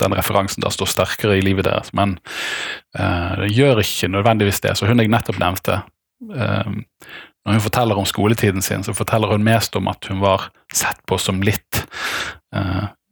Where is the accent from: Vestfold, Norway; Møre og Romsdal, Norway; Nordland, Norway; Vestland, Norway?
Vestland, Norway; Bergen; moved away; also born or lived in Denmark; så er jeg bergenser av hjerte, men kanskje dansk av kultur